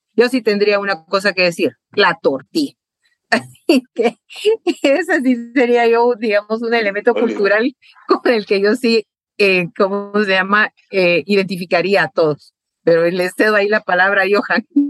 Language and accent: Spanish; Guatemala; lo que nos une como guatemaltecos